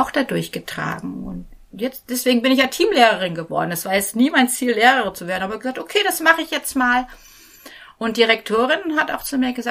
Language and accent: German; North Rhine-Westphalia, Germany; now in Nuremberg, Germany; Ich komme ja aus dem, ich bin eine Westfälin, bin aber im Ruhrgebiet aufgewachsen